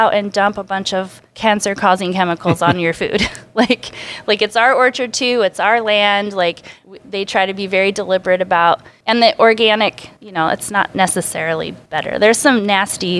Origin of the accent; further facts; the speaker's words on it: Spokane, Washington, United States; also born or lived in Bellingham; I grew up in Spokane